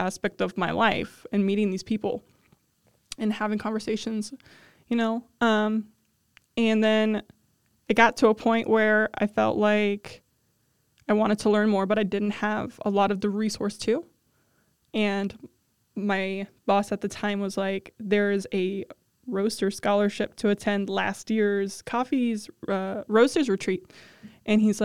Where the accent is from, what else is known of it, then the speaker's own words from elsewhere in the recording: south of Cleveland, Ohio, United States; being born and raised in Ohio